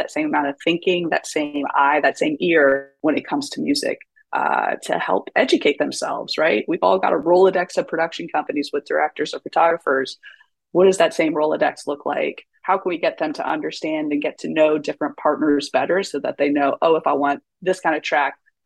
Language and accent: English; East Coast, United States; also born or lived in Seattle; now in New York, United States; I'm originally from the East Coast